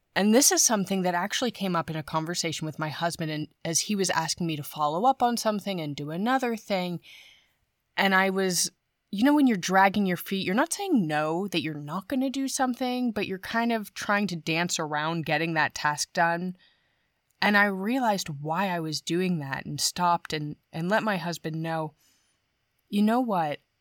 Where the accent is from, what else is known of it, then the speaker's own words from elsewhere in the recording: United States; moved away as an adult; now in Germany; I am an American.